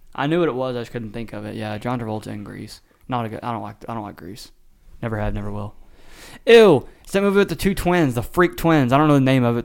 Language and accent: English; the South, United States; accent: Southern; I have a Southern draw.